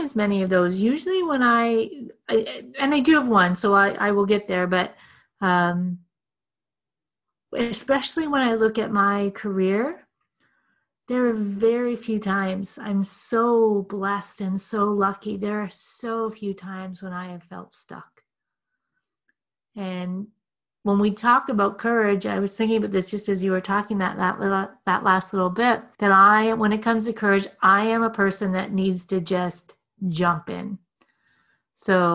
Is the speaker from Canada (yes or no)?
yes; Clinton, Ontario, Canada; also born or lived in Toronto; I grew up in Clinton, Ontario